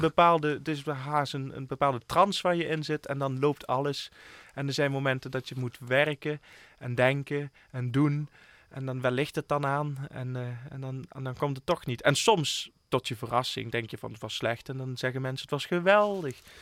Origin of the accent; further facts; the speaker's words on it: Limburg, Netherlands; Ik ben een Limburger. Ik voel me hier helemaal thuis.